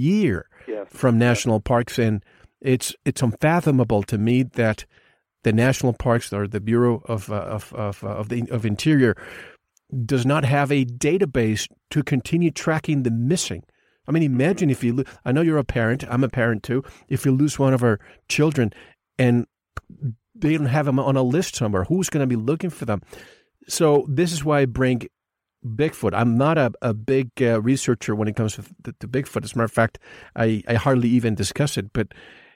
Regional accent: Puerto Rico; moved away; I grew up in the Caribbean, so they call it one of the corners of the Bermuda Triangle.

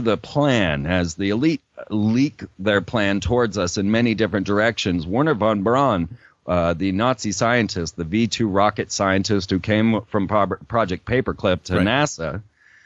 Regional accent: Orlando, Florida, United States; I grew up in Orlando, Florida

